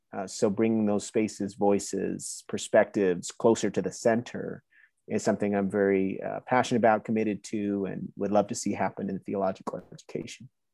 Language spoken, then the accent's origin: English; New Jersey, United States; now in Waco, United States; I was born and raised in New Jersey, but had a Honduran family